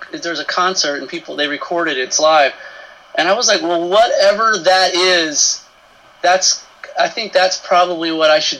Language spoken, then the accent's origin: English; Marlton, Arkansas, United States; I grew up in Marlton, Arkansas, which is a pretty small town in central Arkansas